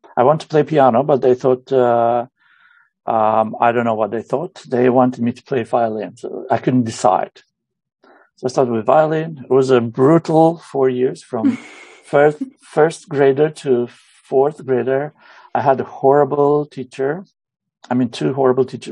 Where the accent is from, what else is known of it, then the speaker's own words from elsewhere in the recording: Romania; moved away as an adult; now in Hammerfest, Norway; Originally, I'm from Romania. I moved to Norway when I was about 21, 22 yeah, since then I've I've lived here.